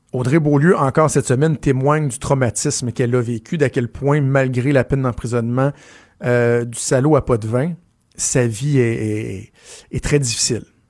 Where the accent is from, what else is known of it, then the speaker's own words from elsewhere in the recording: Quebec, Canada; chez nous au Québec